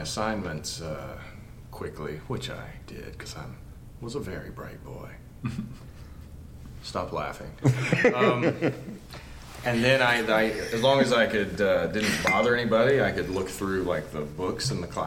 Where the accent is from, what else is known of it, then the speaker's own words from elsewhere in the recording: West Virginia, United States; I grew up in West Virginia, and it was super working class background